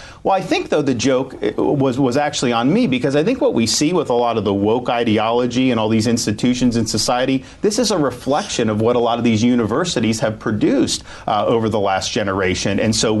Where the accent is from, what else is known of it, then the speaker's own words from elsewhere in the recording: Dunedin, Florida, United States; moved away as an adult; growing up in Dunedin